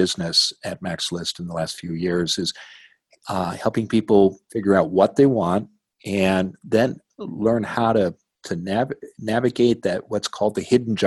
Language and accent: English; Midwest, United States; now in Portland, United States; the community where I grew up in the Midwest